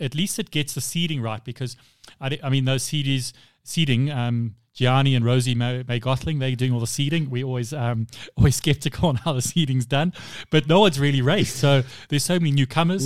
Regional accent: South Africa; being a South African

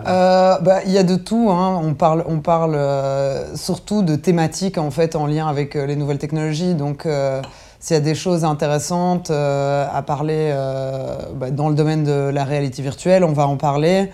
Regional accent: Belgium; on est des Belges

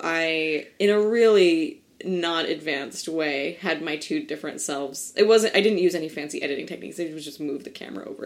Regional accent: New Jersey, United States; also born or lived in Kansas City; I grew up in New Jersey

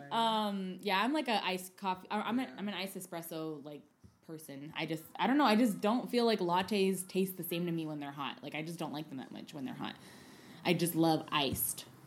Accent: San Francisco, California, United States; also born or lived in Oakland; I'm born and raised here

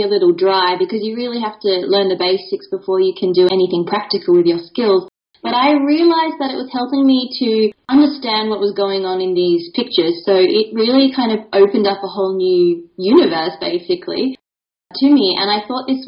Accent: Mandurah, Western Australia, Australia; first language English; moved away as an adult; now in Zagreb, Croatia; I grew up in Mandurah, which is a town just south of Perth in Western Australia

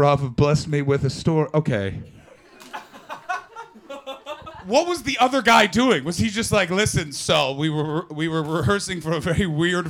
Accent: Canada; I'm a Canadian

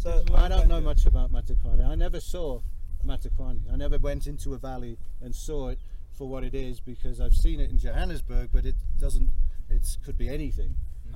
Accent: England, United Kingdom; now in South Africa; I'm from England.

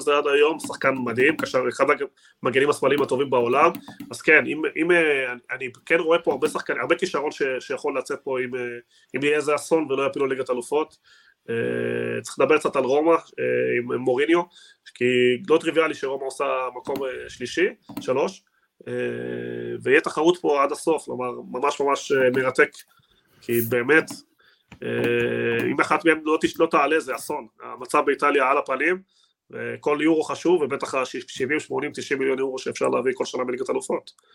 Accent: Argentina; אני בתור ארגנטינאי

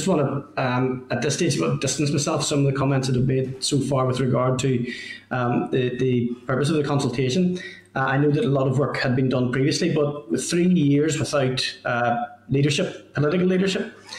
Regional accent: Northern Ireland, United Kingdom; But I'm from Lagan Valley, and there are a number of schools in the Lisburn-Lagan Valley area.

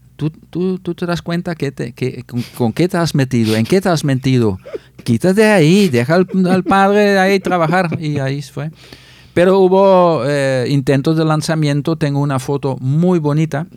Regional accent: Netherlands; Spanish is a second language; moved away as an adult; Yo fui mm. ordenado sacerdote en el 86 en Holanda, en mi parroquia, la parroquia de mi pueblo

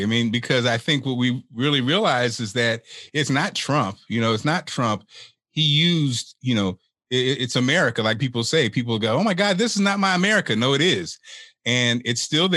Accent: Springfield, Illinois, United States; I'm from Springfield, Illinois, you know, and Springfield has a population of about 12% African-American

